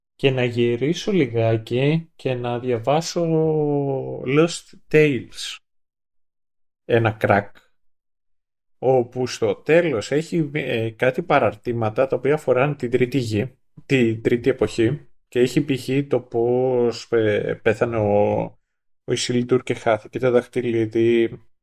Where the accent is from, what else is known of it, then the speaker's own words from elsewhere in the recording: Kythira, Attica, Greece; στην πατρίδα μου στα Κύθυρα